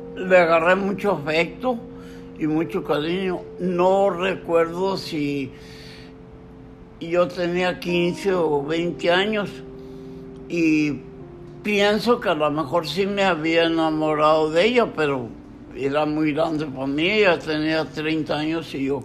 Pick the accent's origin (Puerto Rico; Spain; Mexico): Mexico; Matamoros, Tamaulipas; Yo nací el 9 de junio de 1938 y tuve uso de razón a los siete años de vida, o sea, 1945. En ese tiempo se acababa la Segunda Guerra Mundial y en Matamoros era un tiempo, un auge del algodón